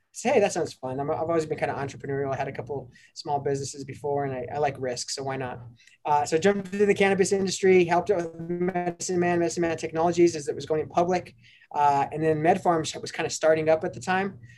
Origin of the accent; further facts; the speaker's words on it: Denver, Colorado, United States; grew up in North Denver, um, born and raised on, on, the playgrounds